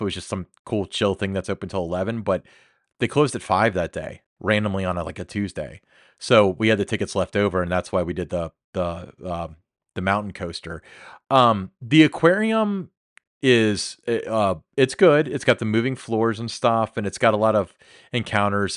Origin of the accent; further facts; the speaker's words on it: Kentucky, United States; I'm from Kentucky